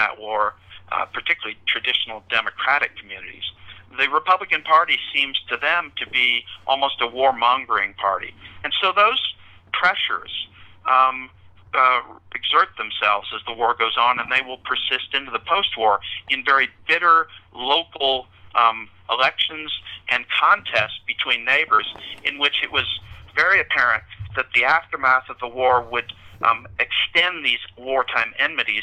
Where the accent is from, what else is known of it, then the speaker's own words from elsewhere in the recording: the rural Midwest, United States; moved away as an adult; was raised in the Midwest, and the rural Midwest, actually, and went south for my graduate training.